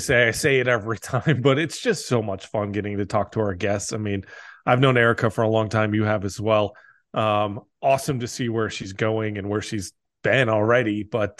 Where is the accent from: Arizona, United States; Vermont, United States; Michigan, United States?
Arizona, United States; Tucson; born or raised there